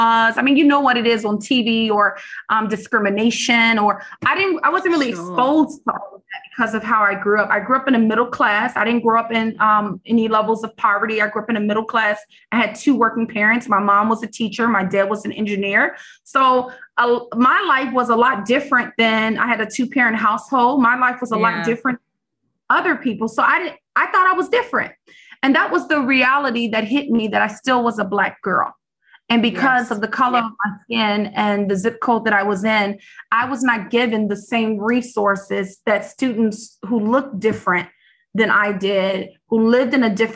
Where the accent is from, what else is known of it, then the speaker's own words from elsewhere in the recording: Chicago, Illinois, United States; I grew up in the South Side, on the South Side of Chicago.